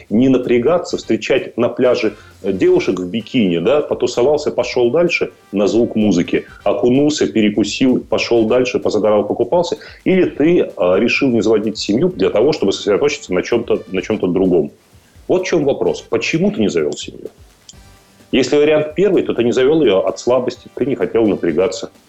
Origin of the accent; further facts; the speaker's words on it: Odesa, Odesa Oblast, Ukraine; Мне нравится Одесса, например, мой родной город.